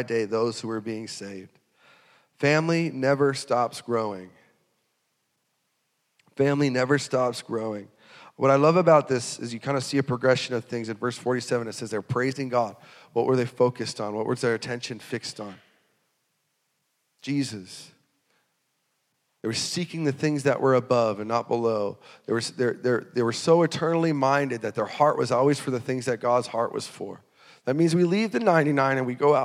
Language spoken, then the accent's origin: English; North Dakota, United States; we grew up in North Dakota